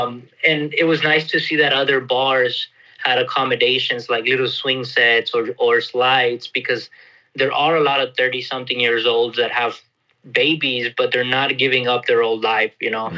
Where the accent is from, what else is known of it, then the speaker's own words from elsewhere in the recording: Texas, United States; moved away as an adult; also born or lived in Costa Rica; now in Porto Alegre, Brazil; I was born in Texas, but both of my parents were Mexican immigrants. They went to the United States in the mid-80s.